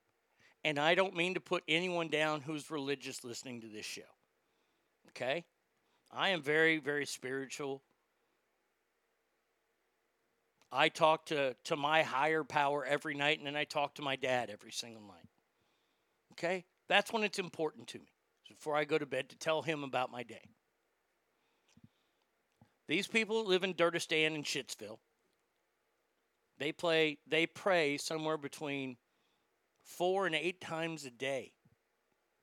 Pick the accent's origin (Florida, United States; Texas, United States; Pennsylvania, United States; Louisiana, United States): Texas, United States; I'm the redneck from Texas